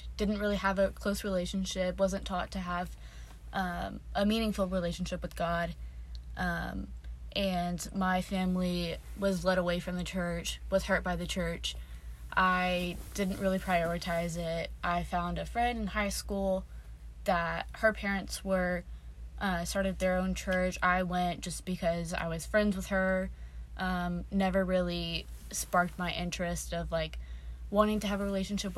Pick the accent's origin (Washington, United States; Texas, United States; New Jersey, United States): Texas, United States; moved away as an adult; now in Birmingham, United States; I'm from Texas